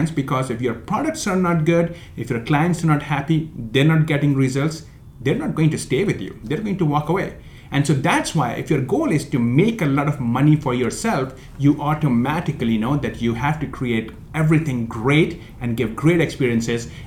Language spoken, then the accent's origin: English; India; moved away; I came from India almost about 15 years back, a broke immigrant, had no money on my pocket.